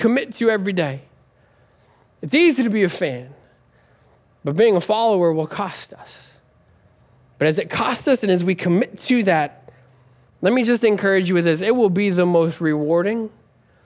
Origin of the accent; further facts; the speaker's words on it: Nebraska, United States; I'm from Nebraska